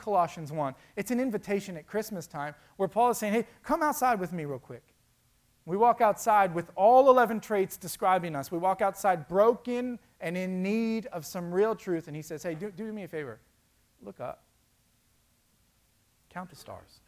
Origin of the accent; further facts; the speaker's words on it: Florida, United States; now in Indiana, United States; I grew up in Florida and I moved to Indiana